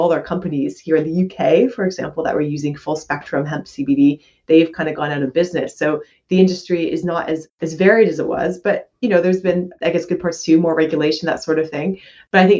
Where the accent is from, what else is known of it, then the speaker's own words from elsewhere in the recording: Canada; I'm a Canadian medical doctor